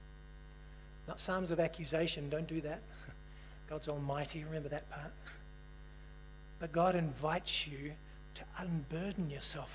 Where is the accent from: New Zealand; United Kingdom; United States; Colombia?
New Zealand; moved away; also born or lived in Australia; I'm a New Zealander.